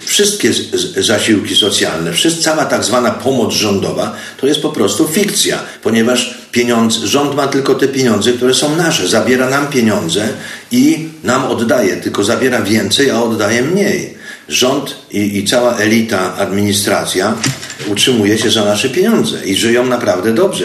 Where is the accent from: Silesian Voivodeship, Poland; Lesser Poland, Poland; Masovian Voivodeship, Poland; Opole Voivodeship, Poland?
Lesser Poland, Poland; Zakopane; moved away as an adult; also born or lived in Kraków, Poland / United States / Mexico / Argentina; Urodziłem się w Zakopanem dawno, dawno temu. Potem szkoły skończyłem w Krakowie, uniwersytet.